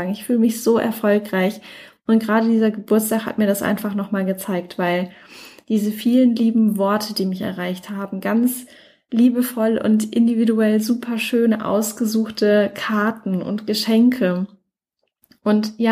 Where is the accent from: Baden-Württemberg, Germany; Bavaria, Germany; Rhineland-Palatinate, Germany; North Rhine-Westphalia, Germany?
Baden-Württemberg, Germany; Mannheim; Ich komme ja ursprünglich aus Mannheim.